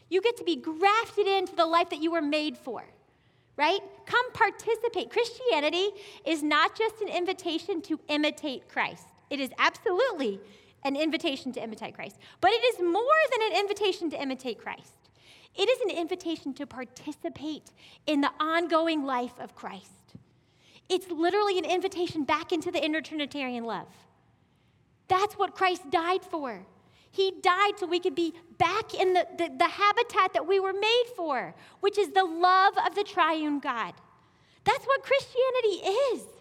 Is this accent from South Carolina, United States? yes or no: yes; South Carolina, United States; I came from South Carolina, like I said, and we had these beautiful apple orchards, like climb the trees, apple orchards, like acres and acres. And we moved here.